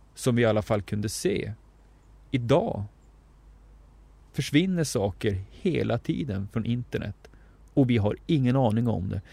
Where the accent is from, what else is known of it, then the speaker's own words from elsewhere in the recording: Norrbotten County, Sweden; now in southern Sweden; jag har vuxit upp mestadels i Norrbotten och lever numera i södra Sverige